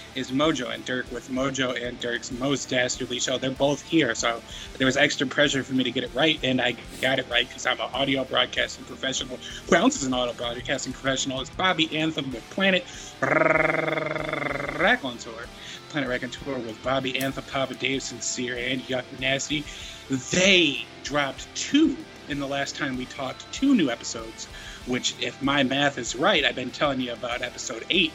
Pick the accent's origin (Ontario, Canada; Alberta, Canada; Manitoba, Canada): Manitoba, Canada; Winnipeg; Hailing from Winnipeg